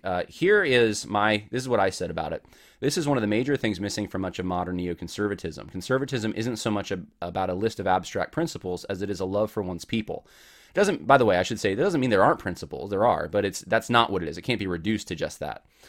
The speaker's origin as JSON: {"language": "English", "region": "Southern California", "country": "United States", "tie": "born or raised there", "moved": "yes", "said": "I'm originally from Southern California"}